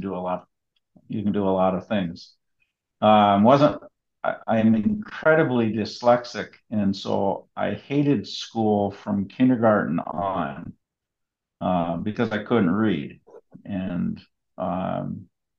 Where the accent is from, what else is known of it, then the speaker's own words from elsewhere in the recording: Hermantown, Minnesota, United States; I was raised on a farm out in Hermantown with my siblings and my mom and dad